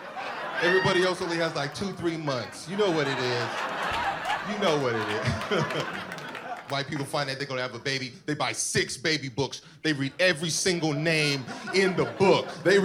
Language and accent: English; Panama; I'm from Panama, right? I ain't having to explain to people that there's black people in other countries.